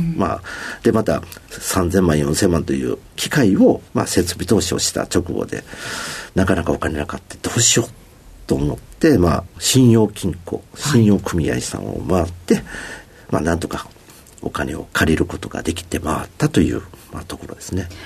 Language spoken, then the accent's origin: Japanese; Osaka, Japan; 大阪 のまあ、西の端、西淀川区という、はい、まあ、工場の多いところで生まれ育ちました。